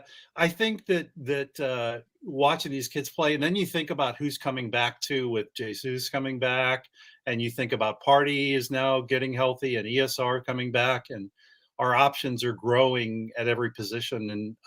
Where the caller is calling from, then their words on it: California, United States; San Francisco Bay Area. Yeah.